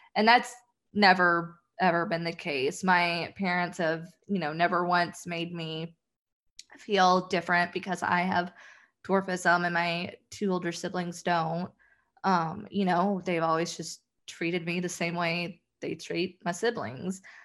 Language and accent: English; the South, United States; I'm from the South